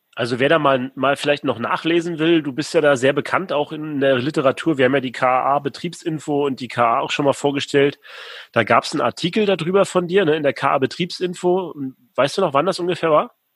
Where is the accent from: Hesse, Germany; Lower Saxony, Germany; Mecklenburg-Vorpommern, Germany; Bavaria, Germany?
Mecklenburg-Vorpommern, Germany; Rostock; ist ja meine Heimatstadt Rostock